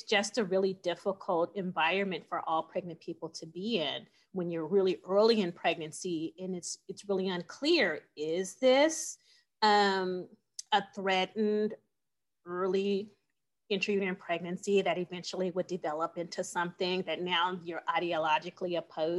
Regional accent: California, United States; moved away as an adult; now in Phoenix, United States; I am from California. And when I was in California, I was one of 600 abortion providers.

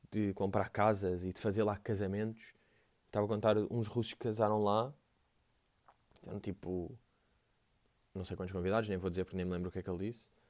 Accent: Portugal; Um, tipo, eu vim de Portugal para ver isso aí.

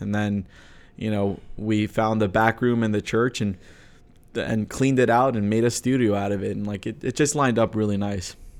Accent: United States; growing up in America, but in a Romanian church.

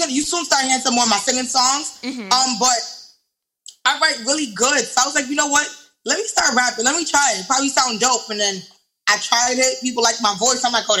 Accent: New York City, New York, United States; I'm from the Bronx

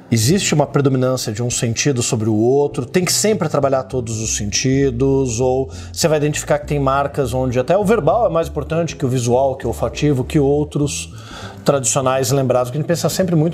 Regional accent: Belém, Pará, Brazil; sou de Belém do Pará.

